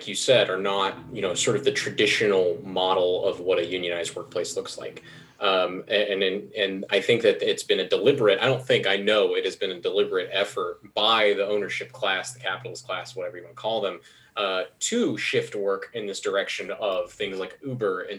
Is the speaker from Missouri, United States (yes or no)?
no; Hardin County, Kentucky, United States; now in Louisville, United States; when I was growing up in Hardin County, everybody I knew would go work at the Amazon factory